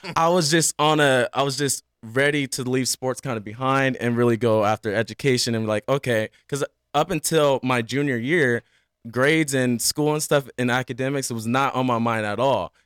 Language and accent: English; Washington, United States; also born or lived in San Diego, California; now in Las Vegas, United States; I was born in San Diego, right? Like, and I, I lived there until basically the second grade. And then I moved to oh, Washington